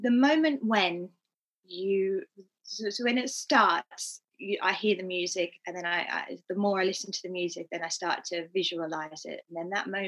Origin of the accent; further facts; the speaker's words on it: Australia; moved away as an adult; also born or lived in Bromley / Japan; now in London, United Kingdom; I grew up in Australia doing jazz, tap, cabaret, all the things